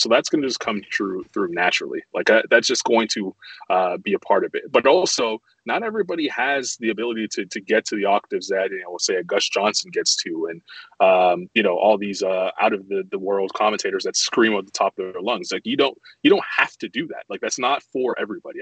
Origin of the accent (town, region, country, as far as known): Toronto, Ontario, Canada; born or raised there; moved away as an adult; also born or lived in Montreal, Quebec, Canada; now in Charlotte, United States